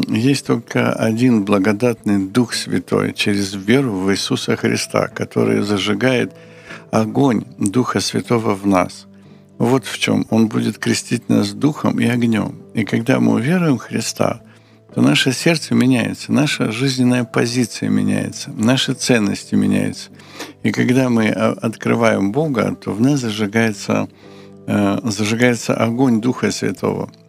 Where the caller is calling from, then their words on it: Kharkiv, Kharkiv Oblast, Ukraine; Здравствуйте, я я из Харькова.